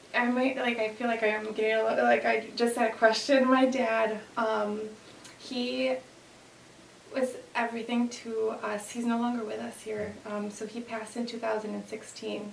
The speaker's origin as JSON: {"language": "English", "town": "Aurora", "region": "Illinois", "country": "United States", "tie": "born or raised there", "said": "born and raised here, so I'm Aurora, born and raised"}